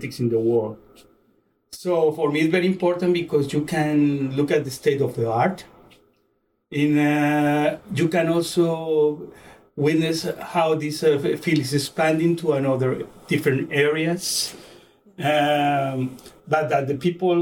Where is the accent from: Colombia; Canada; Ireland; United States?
Colombia; I was born in Colombia, and I went to the School of Medicine in Colombia